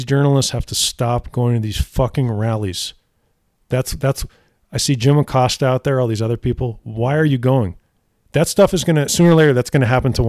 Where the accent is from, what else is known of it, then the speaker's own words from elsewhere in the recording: Montreal, Quebec, Canada; I'm from Montreal, brother.